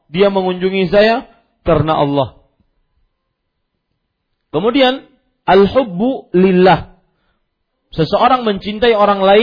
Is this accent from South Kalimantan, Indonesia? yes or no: yes; South Kalimantan, Indonesia; Kalau kita orang Banjar biasanya kalau bersumpah lillahi taala.